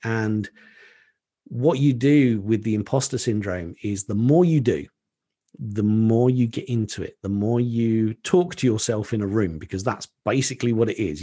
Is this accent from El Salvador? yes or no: no; Colchester, East of England, United Kingdom; a restaurant in my hometown in Colchester in Essex in the U K